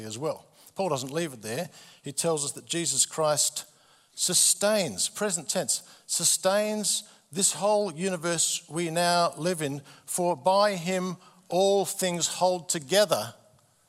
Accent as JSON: {"language": "English", "town": "Adelaide", "region": "South Australia", "country": "Australia", "tie": "born or raised there", "said": "March 1967, I was born in Adelaide."}